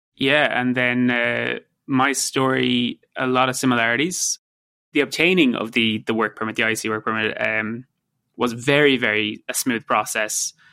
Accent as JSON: {"language": "English", "country": "Ireland", "also_born_or_lived": "United States / London", "moved": "as an adult", "lives_now": "Vancouver, Canada", "said": "it will always be my home country"}